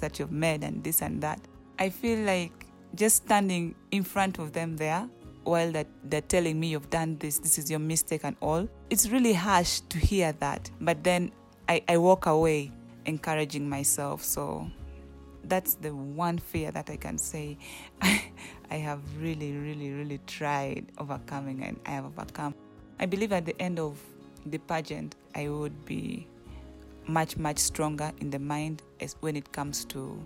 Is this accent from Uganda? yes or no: yes; Uganda; moved away as an adult; now in Kenya; I'm from Uganda